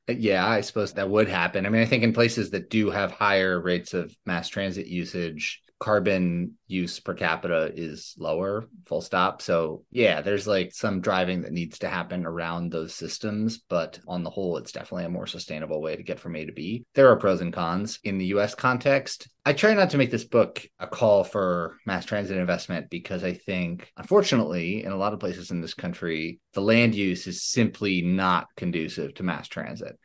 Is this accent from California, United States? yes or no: no; New York City, New York, United States; I'm from Manhattan.